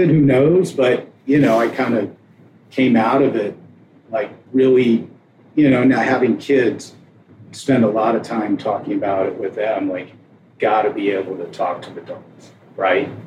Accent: Ann Arbor, Michigan, United States; also born or lived in Cincinnati; My dad was in grad school at the University of Cincinnati so I was born there. Lived there about five months, and then we moved to Ann Arbor.

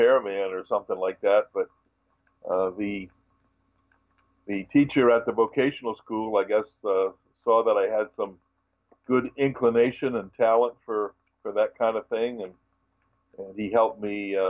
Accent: Westerly, Rhode Island, United States; I lived, born and raised in Westerly, Rhode Island, which is on the very southwest corner of the state.

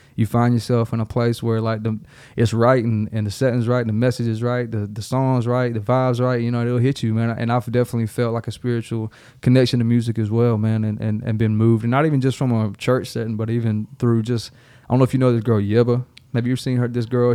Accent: Darlington, South Carolina, United States; moved away as an adult; also born or lived in Charleston, South Carolina / Columbia, South Carolina / Lexington, South Carolina; now in Nashville, United States; A little club called Carolina Nightlife, which is right there in Darlington, South Carolina

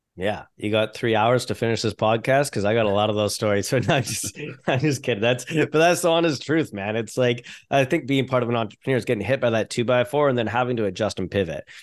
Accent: Canada; I'm a Canadian business owner

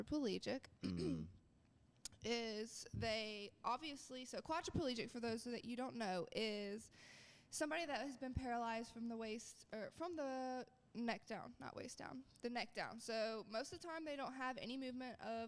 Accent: Gainesville, Georgia, United States; I am from Gainesville, Georgia

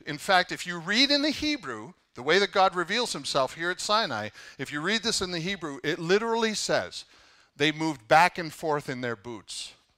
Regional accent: Canada; now in United States; I'm Canadian

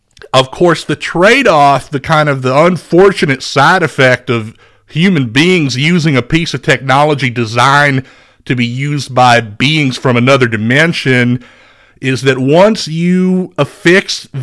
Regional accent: Beaumont, Texas, United States; I'm originally from Beaumont, Texas. I played quarterback for the Westbrook High School Bruins. That's a 5A second division football team in the great state of Texas.

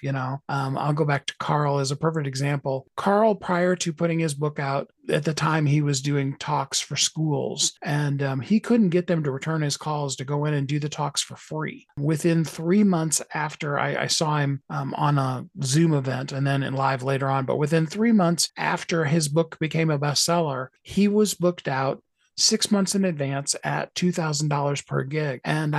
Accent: Canada; why would I want to be on New York Times? I'm from Canada.

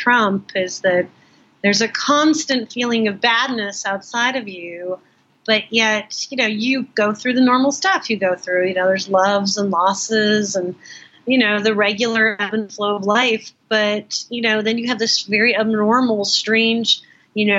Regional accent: Los Angeles, California, United States; moved away as an adult; also born or lived in Northern New Mexico; now in New York, United States; I grew up in Los Angeles, I never got to know that city the way I got to know New York. I came to New York when I was 18

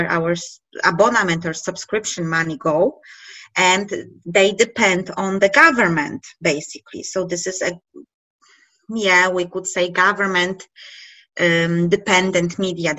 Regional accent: Poland; we are from Poland

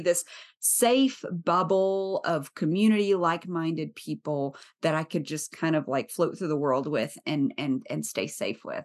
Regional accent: the South, United States; I grew up in the South

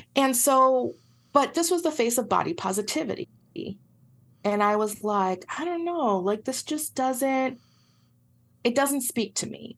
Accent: Puerto Rico; I'm from Puerto Rico

